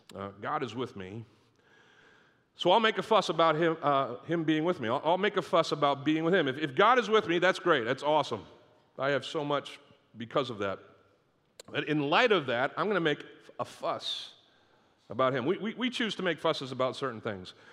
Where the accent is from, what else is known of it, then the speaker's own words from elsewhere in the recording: Northeast, United States; moved away; I grew up in the Northeast